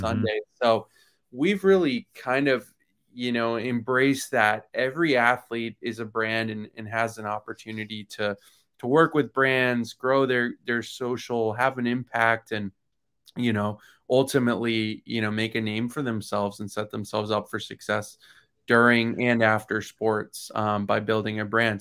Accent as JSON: {"language": "English", "region": "Florida", "country": "United States", "tie": "born or raised there", "said": "I grew up in Florida"}